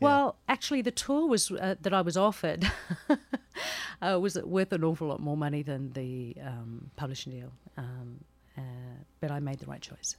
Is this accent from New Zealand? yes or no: yes; New Zealand; born or raised there